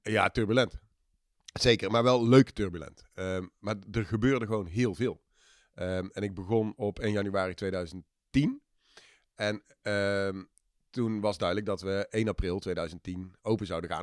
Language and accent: Dutch; Eindhoven, North Brabant, Netherlands; also born or lived in Australia / Tilburg; ik eh, ben in hart en nieren een Eindhovenaar. Heb in mijn jeugd al een uitstapje gemaakt, eh, heel ver weg naar Australië. Ehm, maar daarna weer terug in de regio Eindhoven. Daar de middelbare school gedaan